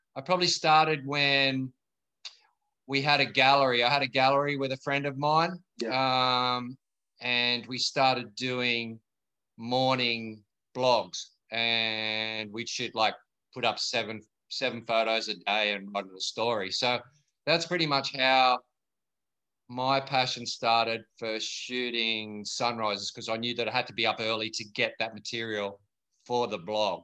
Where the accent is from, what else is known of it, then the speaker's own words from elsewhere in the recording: Sydney, New South Wales, Australia; I'm born and bred in Bondi Beach, uh, grew up right here and learned to surf down at North Bondi